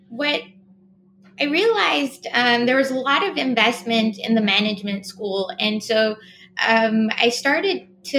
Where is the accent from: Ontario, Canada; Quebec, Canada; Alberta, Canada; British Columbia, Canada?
Quebec, Canada; Montreal; moved away; also born or lived in Toronto; I grew up in Montreal.